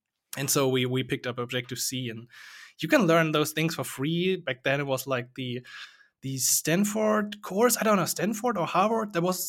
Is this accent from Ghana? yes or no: no; Germany; English is a second language; from Germany.